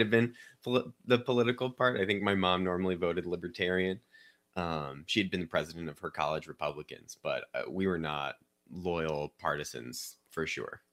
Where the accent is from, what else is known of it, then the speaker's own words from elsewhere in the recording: Chesterfield, Missouri, United States; I grew up in Saint Louis County in Chesterfield.